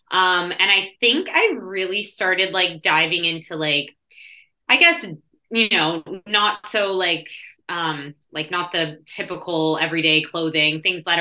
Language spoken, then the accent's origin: English; Toronto, Ontario, Canada; I guess I'm also Canadian. I'm from Canada, Toronto